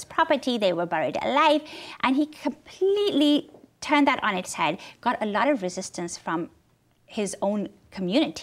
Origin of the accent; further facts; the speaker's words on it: Pakistan; moved away as an adult; I grew up in Pakistan